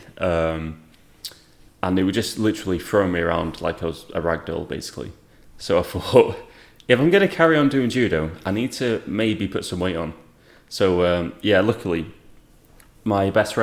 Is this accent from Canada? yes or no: no; Rochdale, North West England, United Kingdom; now in North Wales, United Kingdom; I'm from Rochdale, England, but I live in North Wales